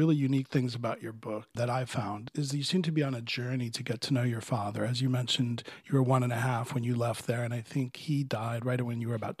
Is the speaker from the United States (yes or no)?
yes; Miami, Florida, United States; Yeah, I grew up in Florida, but it was a lot further south in Miami in the 60s and 70s. But my mom was from Alabama.